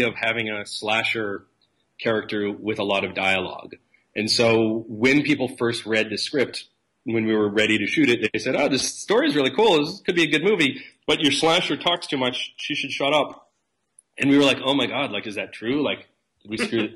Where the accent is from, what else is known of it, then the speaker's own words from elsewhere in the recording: East Coast of the United States, United States; moved away as an adult; now in California, United States; from the East Coast of the United States.